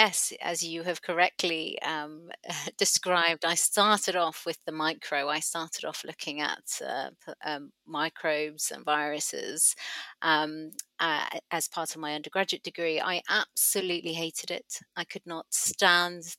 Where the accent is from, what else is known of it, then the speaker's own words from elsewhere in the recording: Hong Kong; moved away; also born or lived in Sri Lanka / Cardiff; I was born in Sri Lanka, but I grew up in Hong Kong